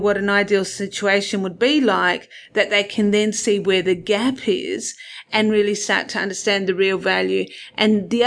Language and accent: English; Perth, Western Australia, Australia; I'm originally from Perth, and I did an accounting degree here